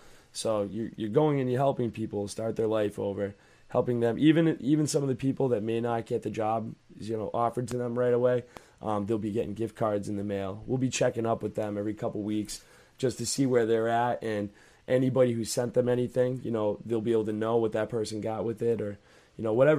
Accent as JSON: {"language": "English", "region": "Georgia", "country": "United States", "said": "It's all right. I'm from Georgia. That's how we talk there."}